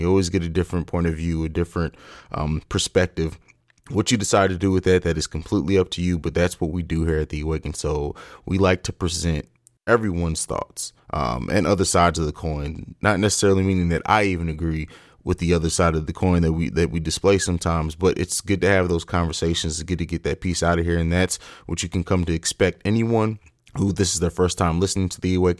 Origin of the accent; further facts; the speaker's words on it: Columbus, Ohio, United States; my home state of Columbus, Ohio